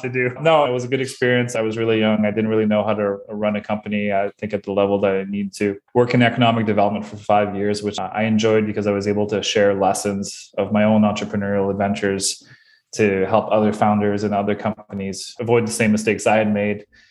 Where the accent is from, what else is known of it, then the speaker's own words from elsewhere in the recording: Bathurst, New Brunswick, Canada; now in Moncton, Canada; I am originally from Bathurst, New Brunswick, which is even a smaller place.